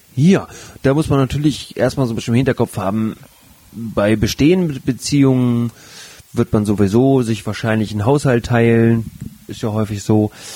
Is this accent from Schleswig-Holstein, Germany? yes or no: yes; Flensburg, Schleswig-Holstein, Germany; also born or lived in Hamburg; gebürtiger Flensburger